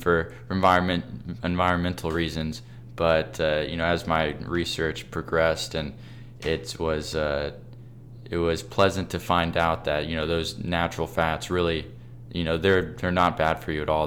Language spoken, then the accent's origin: English; Kentucky, United States; I'm from Kentucky